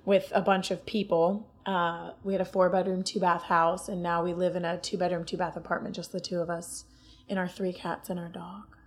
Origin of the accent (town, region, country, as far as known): Ohio, United States